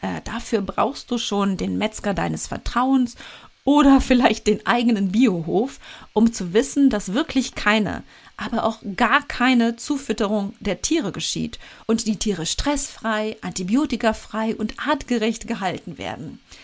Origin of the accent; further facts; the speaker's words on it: Germany; bei uns in Deutschland